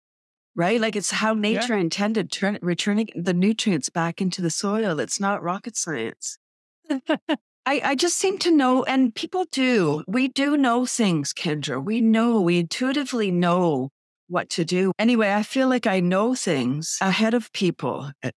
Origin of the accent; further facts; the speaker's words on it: Toronto, Ontario, Canada; now in Bradford, Canada; Yeah, I grew up in Toronto and then in 93, I moved to Bradford, the little town I'm in.